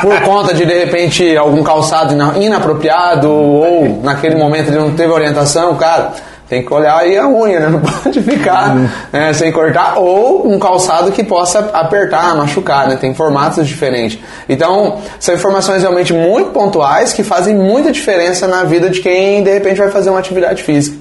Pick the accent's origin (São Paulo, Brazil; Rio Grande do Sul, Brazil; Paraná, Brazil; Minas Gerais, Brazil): Paraná, Brazil; Foz do Iguaçu; moved away as an adult; now in São Miguel do Iguaçu, Brazil; eu sou de Foz do Iguaçu, natural de lá, nasci lá, me criei lá em Foz do Iguaçu